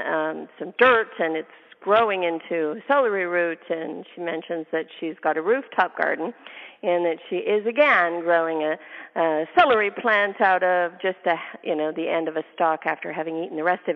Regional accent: Canada; now in United States; I'm Canadian

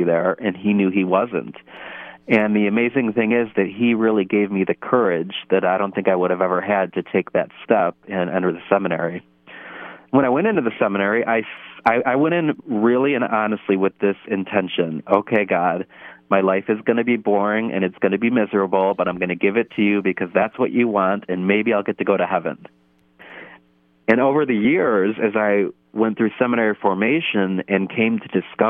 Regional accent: Parma, Ohio, United States; I'm from Holy Family Parish in Parma, Ohio. And I grew up with a very faithful family

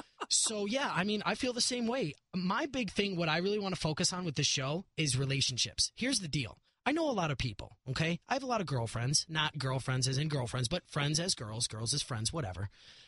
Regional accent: Chicago, Illinois, United States; I grew up in Chicago, well, in the suburbs.

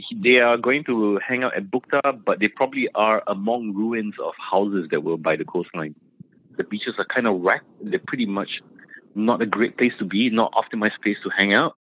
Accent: Singapore; I grew up in Singapore, right? And Singapore is a country that's full of changes all the time. I mean, we reclaim a lot of land

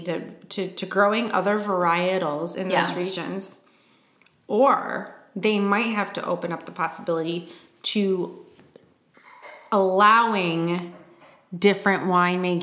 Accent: Michigan, United States; I'm from Michigan.

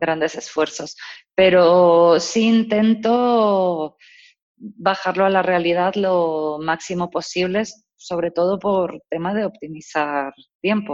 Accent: Mexico; moved away as an adult; now in Spain; yo nací y crecí en México

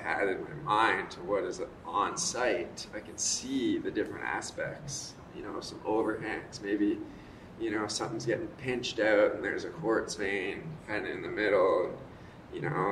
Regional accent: Squamish, British Columbia, Canada; I'm from Squamish, BC, which is just north of Vancouver and south of Whistler

